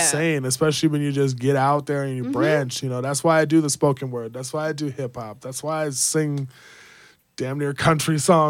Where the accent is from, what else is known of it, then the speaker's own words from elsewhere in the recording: Jamaica; I'm Jamaican.